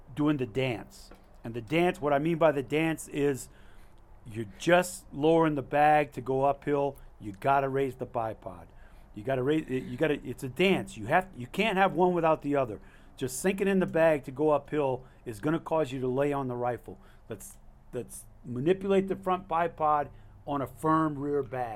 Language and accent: English; Alaska, United States; I'm not a resident. I'm from Alaska.